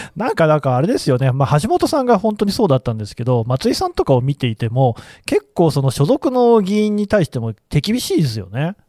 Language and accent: Japanese; Nagoya, Aichi, Japan; moved away; 私は出身は名古屋で、まあ、言ってみれば都市部だったので